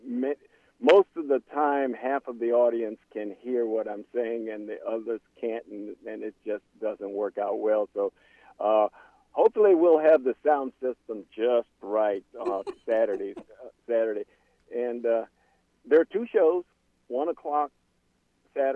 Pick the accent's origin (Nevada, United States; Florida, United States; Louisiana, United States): Louisiana, United States; Plaisance; I'm from Plaisance. Actually, more of the Plaisance is kind of, it's a community, but I live in the rural part of Plaisance, which means I grew up in the woods